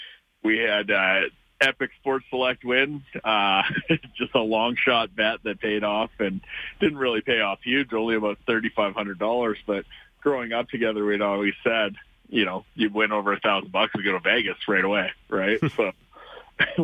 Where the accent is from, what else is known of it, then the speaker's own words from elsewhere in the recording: Canada; we're Canadian